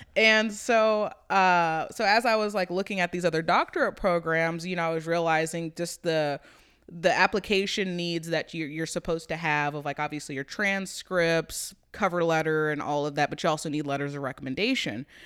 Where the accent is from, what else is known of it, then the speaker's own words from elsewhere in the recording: Topeka, Kansas, United States; growing up in Topeka